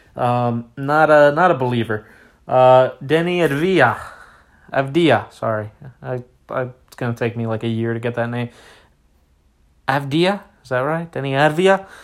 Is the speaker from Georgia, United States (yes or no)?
no; Washington, District of Columbia, United States; my hometown, uh, Washington, D C